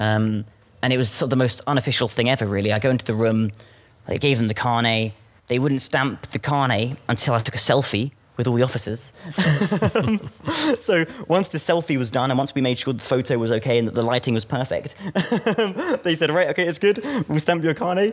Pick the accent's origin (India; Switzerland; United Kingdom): United Kingdom; as a British citizen